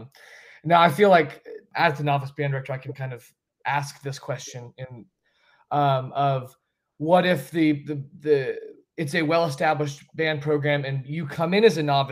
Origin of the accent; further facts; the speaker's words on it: Asheville, North Carolina, United States; I grew up in the Asheville area